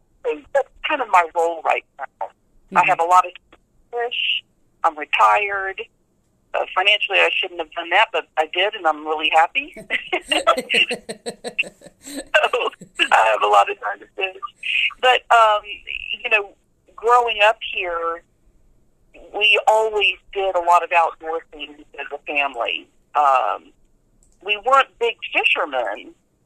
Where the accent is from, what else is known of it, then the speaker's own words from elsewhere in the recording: Tallahassee, Florida, United States; also born or lived in Madison, Wisconsin; I live in the Tallahassee, Florida area, which is in the panhandle, the north part of Florida. Moved here when I was 3 years old.